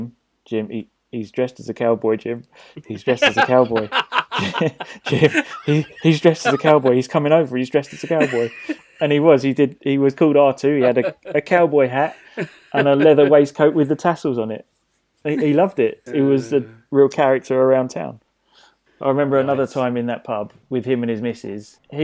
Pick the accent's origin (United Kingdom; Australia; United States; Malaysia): United Kingdom; England